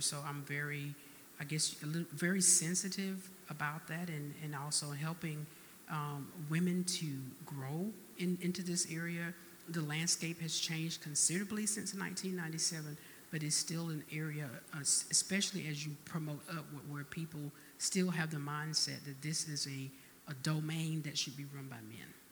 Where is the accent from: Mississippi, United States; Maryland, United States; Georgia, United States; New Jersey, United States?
Georgia, United States; Albany; now in Texas, United States; I, was born and raised in Albany, Georgia